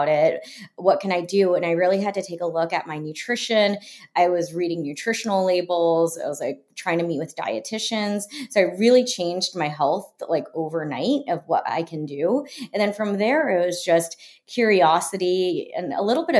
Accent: Florida, United States; I grew up in Florida

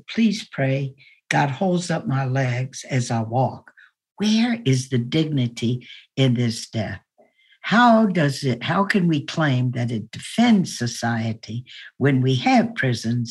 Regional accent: Baton Rouge, Louisiana, United States; when I grew up in the Jim Crow days in Baton Rouge, Louisiana, I lived in a big two-story house

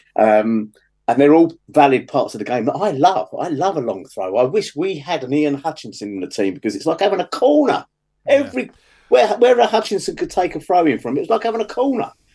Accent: London, United Kingdom; I come from the West London Hayes area

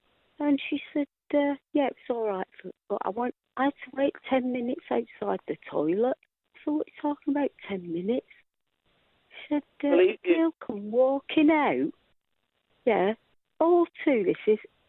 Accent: Rochdale, North West England, United Kingdom; accent: Lancashire; now in Swindon, United Kingdom; I'm a Rochdale girl

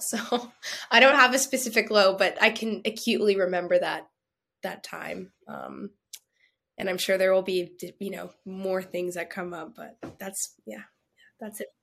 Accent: Canada; I'm Canadian

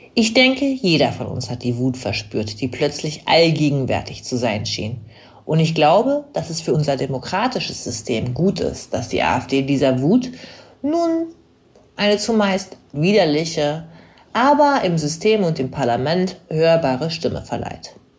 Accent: Hanover, Lower Saxony, Germany; dass ich aus Hannover komme.

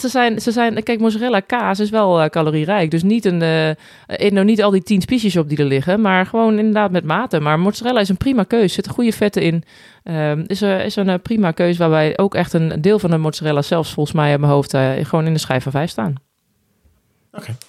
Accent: Netherlands; now in Spain; als Nederlander

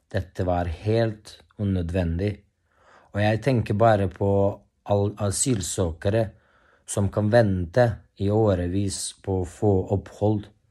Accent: Bosnia & Herzegovina; moved away as an adult; now in Norway; Jeg kommer fra Bosnia-Hercegovina, men jeg har bodd her i Norge i syv år nå

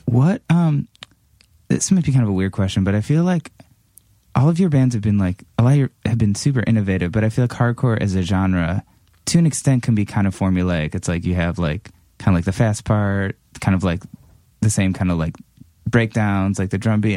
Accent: Cleveland, Ohio, United States; moved away; growing up in Cleveland

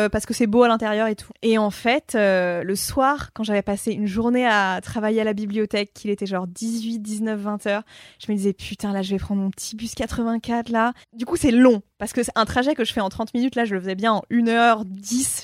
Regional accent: Paris, Île-de-France, France; also born or lived in Amiens; je suis née à Paris

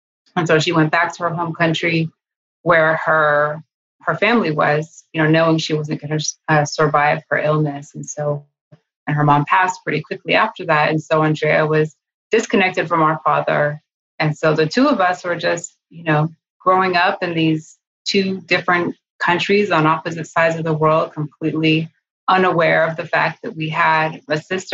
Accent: Monterey, California, United States; also born or lived in Los Angeles; I was growing up in California, in Northern California, Central California, in Monterey

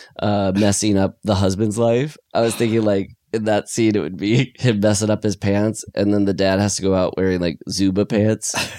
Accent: Iowa, United States; now in California, United States; growing up in Iowa

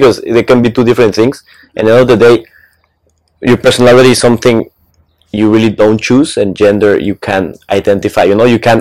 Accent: Mexico; I'm from Mexico.

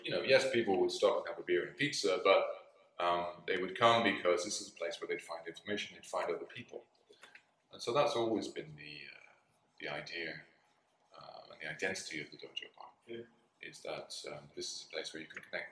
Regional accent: United Kingdom; moved away as an adult; also born or lived in London / Greece / Japan; I worked as a doorman in my home country, in my hometown in the UK

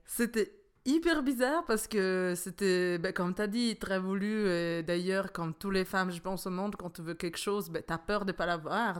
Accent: Italy; now in Switzerland; je suis italienne

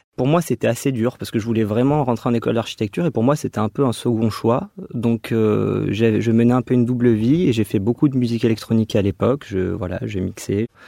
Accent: Dax, Nouvelle-Aquitaine, France; now in Bordeaux, France; Je viens plutôt euh, des Landes, de Dax. Mais euh, je, comment dire, j'exerce encore à Bordeaux et je souhaite redescendre de là où je viens

